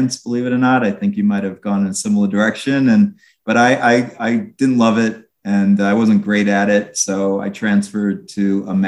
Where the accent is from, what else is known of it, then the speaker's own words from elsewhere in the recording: Long Island, New York, United States; I grew up on Long Island